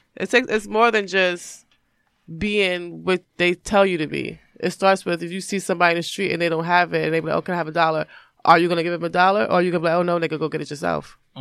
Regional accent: New York, United States; I grew up in New York, I grew up in the hood

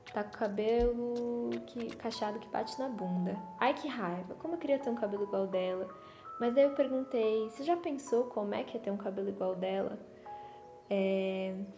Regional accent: São Paulo, Brazil; a minha relação com a cidade, assim, com São Paulo, estava muito circunscrita a Zona Leste, a minha quebrada

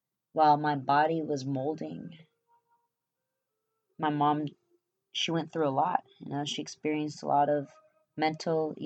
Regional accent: California, United States; English is a second language; they moved back to California. I was born on November 24th, 1988

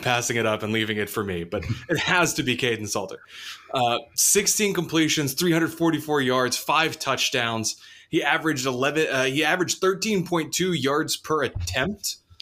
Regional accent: south of Dallas, Texas, United States; moved away; right down the street from my hometown in, in, in, uh, south of Dallas

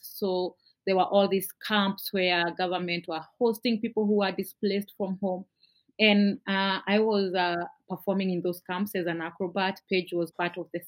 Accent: Nairobi, Kenya; I grew up in a in Nairobi in an area called Kariobangi, Kariobangi North

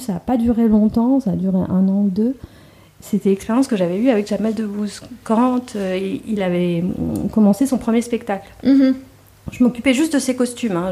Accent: Trappes, Île-de-France, France; moved away; also born or lived in Casablanca, Morocco / Guelmim, Morocco / Agadir, Morocco / United States; j'ai grandi à Trappes, euh, dans une banlieue euh, parisienne.

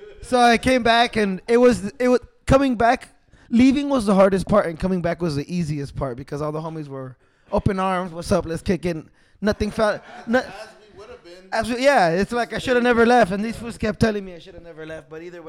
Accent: East Los Angeles, California, United States; …, and yeah, we're from East Los too.

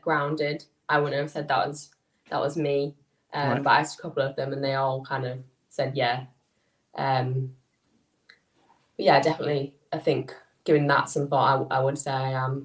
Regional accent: Skipton, Yorkshire and the Humber, United Kingdom; I'm from... I'm near a little town in North Yorkshire called Skipton.

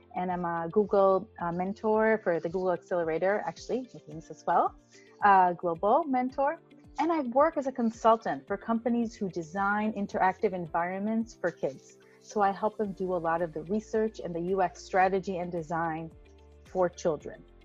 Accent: Tel Aviv, Tel Aviv District, Israel; also born or lived in United States; I'm from Tel Aviv, from Israel

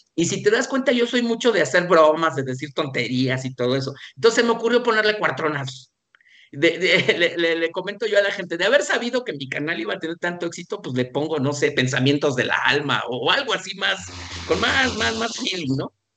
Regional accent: Mexico; así como somos los mexicanos

